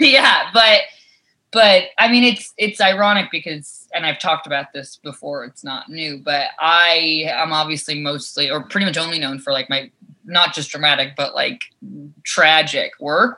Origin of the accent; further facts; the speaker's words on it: New York, United States; growing up in New York, like being on the subway, I was exposed to so many different types of characters